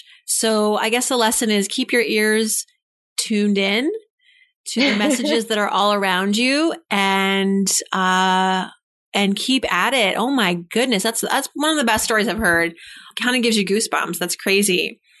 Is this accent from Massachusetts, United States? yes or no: yes; Worcester, Massachusetts, United States; I'm from Massachusetts as well.